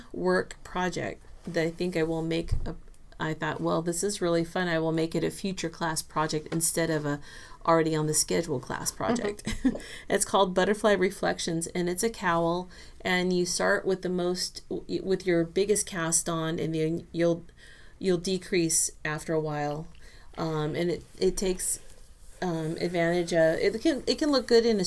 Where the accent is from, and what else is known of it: Southern California, United States; born or raised there; also born or lived in Texas